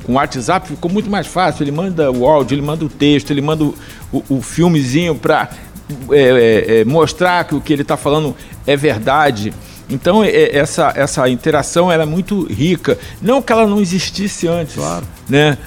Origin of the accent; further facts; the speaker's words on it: Campos dos Goytacazes, Rio de Janeiro, Brazil; eu sou de Campos